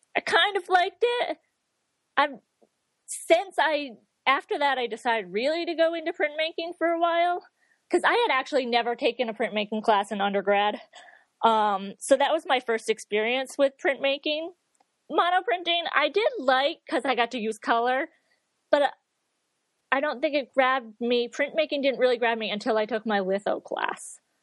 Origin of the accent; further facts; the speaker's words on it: near Saratoga Springs, upstate New York, United States; moved away as an adult; also born or lived in Connecticut / Boston / Dartmouth, Massachusetts; I'm originally from upstate New York, kind of near Saratoga Springs